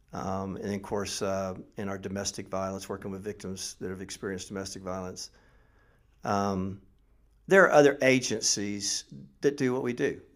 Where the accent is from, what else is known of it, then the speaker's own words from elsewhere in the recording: Mount Dora, Florida, United States; also born or lived in Middle Tennessee; now in Tennessee, United States; I grew up in Mount Dore